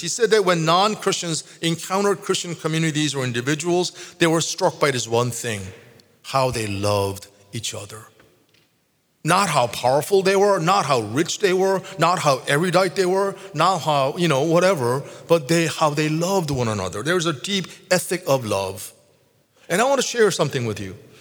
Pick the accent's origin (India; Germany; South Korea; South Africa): South Korea; moved away; I grew up in Korea